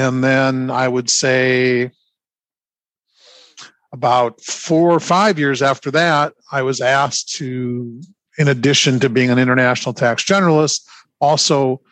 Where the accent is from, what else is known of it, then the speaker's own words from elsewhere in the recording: Wisconsin, United States; moved away as an adult; now in Florida, United States; I am not a Florida native. I spent many years and decades in the state of Wisconsin